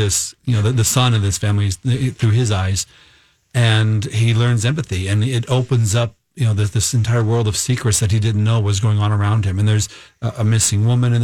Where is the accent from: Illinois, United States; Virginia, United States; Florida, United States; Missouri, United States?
Missouri, United States; moved away as an adult; also born or lived in Minnesota; I am a Minnesotan, but I grew up in Missouri, left to go to college.